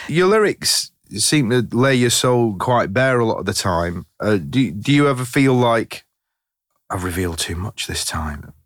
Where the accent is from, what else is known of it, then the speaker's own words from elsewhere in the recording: Leigh, North West England, United Kingdom; I come from Lee, Lancashire